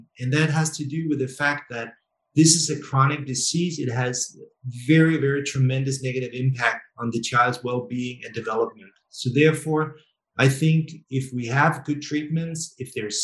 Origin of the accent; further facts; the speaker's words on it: Denmark; I'm from Denmark, it's Scandinavia, Northern Europe